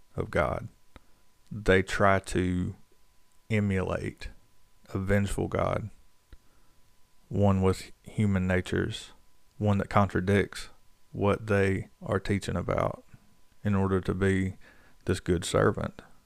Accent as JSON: {"language": "English", "region": "North Carolina", "country": "United States", "tie": "born or raised there", "said": "growing up in North Carolina, everybody goes to church just about"}